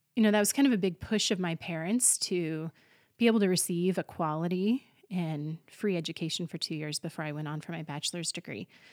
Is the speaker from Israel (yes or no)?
no; Colby, Kansas, United States; Colby is my hometown